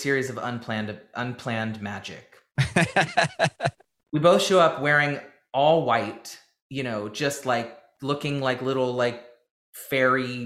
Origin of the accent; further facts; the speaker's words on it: Nashville, Tennessee, United States; growing up in Nashville, you know, all I knew, and this town is still a very label-driven town